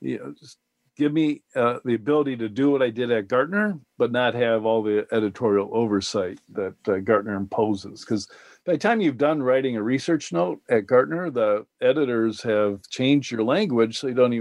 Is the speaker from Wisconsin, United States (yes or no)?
yes; Madison, Wisconsin, United States; my hometown, Madison, Wisconsin